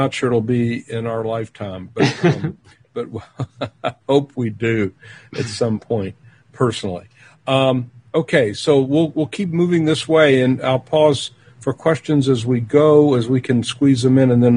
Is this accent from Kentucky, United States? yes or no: yes; Louisville, Kentucky, United States; where I grew up in Kentucky and Louisville